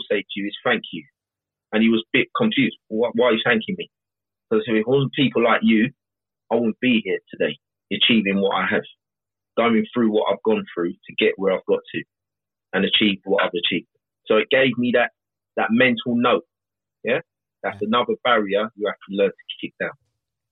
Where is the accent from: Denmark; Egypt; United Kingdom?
United Kingdom; London; At least I was born here. Born South London.